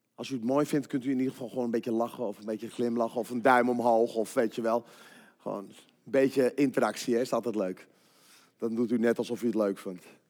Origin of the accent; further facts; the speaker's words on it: 's-Hertogenbosch, North Brabant, Netherlands; Ik kom uit Den Bosch en ik heb drie kinderen